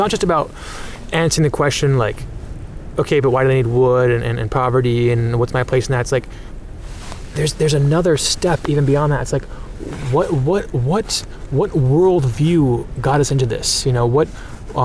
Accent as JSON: {"language": "English", "region": "North Dakota", "country": "United States", "tie": "born or raised there", "said": "I grew up in North Dakota, and I live on land that was taken from the Red Lake and Pemina Ojibwe"}